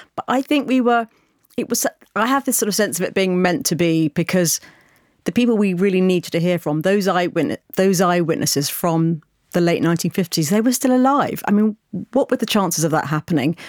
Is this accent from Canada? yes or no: no; United Kingdom; as a British person